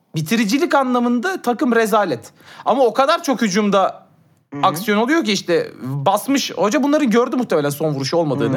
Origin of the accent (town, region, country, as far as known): Turkey